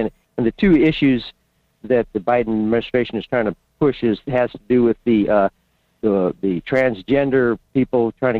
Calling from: Fairbanks, Alaska, United States; in Fairbanks.

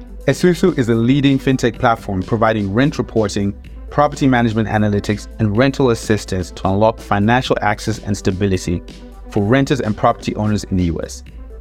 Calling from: Philadelphia, Pennsylvania, United States; I'm calling in from Philadelphia.

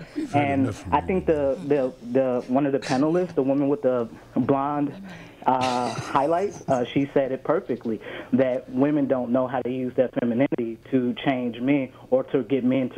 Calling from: Brisbane, Queensland, Australia

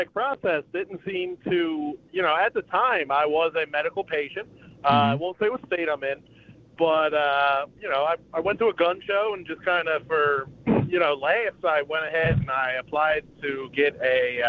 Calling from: Philadelphia, Pennsylvania, United States; I'm calling from Philadelphia.

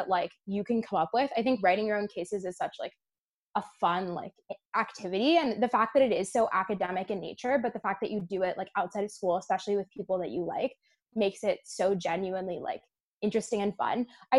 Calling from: Connecticut, United States; I'm calling in from Connecticut.

